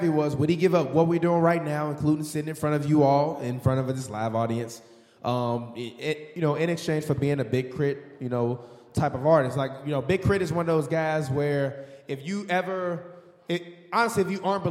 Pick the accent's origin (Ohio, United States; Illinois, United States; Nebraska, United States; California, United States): Illinois, United States; Chicago; now in Los Angeles, United States; I'm from Chicago, born and raised.